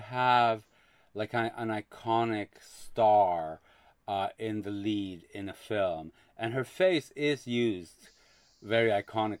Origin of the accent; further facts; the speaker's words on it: Quebec, Canada; I grew up in Quebec and we watched French television.